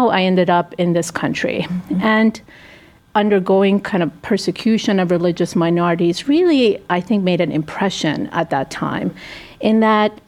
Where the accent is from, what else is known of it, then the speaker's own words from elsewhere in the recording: United States; I consider the U.S. my home country.